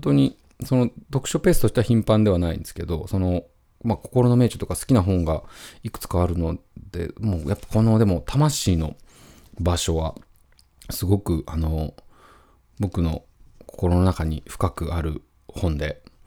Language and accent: Japanese; near Mount Daisen, Tottori, Japan; 僕の実家の僕の部屋だった部屋から2階なんですけど、その実家の部屋から、あの、大山っていうね、山、あの、スキー場なんかもあったりする山なんですけど、それが、あの、見えるんですよ